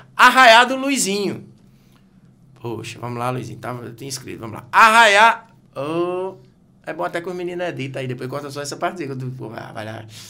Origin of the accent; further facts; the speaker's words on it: Serra Talhada, Pernambuco, Brazil; eu sou de Serra Talhada